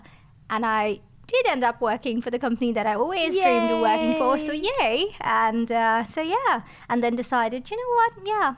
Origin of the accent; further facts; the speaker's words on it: Mumbai, Maharashtra, India; moved away as an adult; now in London, United Kingdom; I am Indian. I grew up in Mumbai, which is very busy.